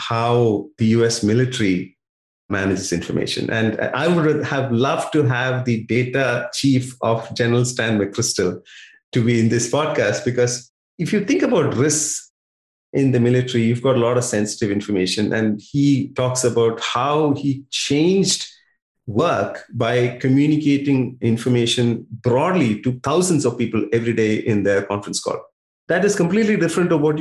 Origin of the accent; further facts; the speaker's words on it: India; moved away as an adult; also born or lived in United States; now in Melbourne, Australia; My first 20 years was in India